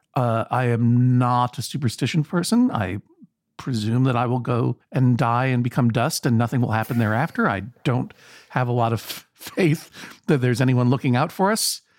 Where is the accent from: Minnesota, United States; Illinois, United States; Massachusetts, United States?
Massachusetts, United States; Brookline; I'm from Brookline, Massachusetts, the home of Conan O'Brien, the hometown of Conan O'Brien